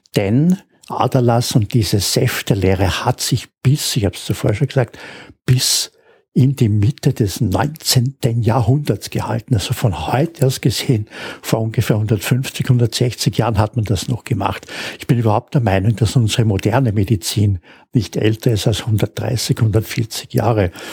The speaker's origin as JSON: {"language": "German", "country": "Austria", "said": "als Österreicher"}